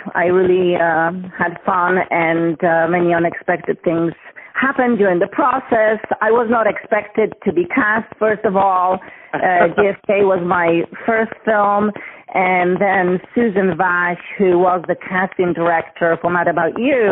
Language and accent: English; Gdańsk, Pomeranian Voivodeship, Poland; English is a second language; moved away as an adult; now in United States; I was born in Gdańsk.